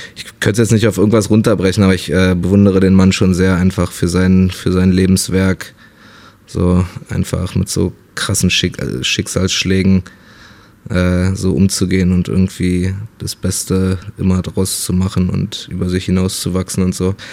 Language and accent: German; Berlin, Germany; ich bin halt in Berlin aufgewachsen, in, in Neukölln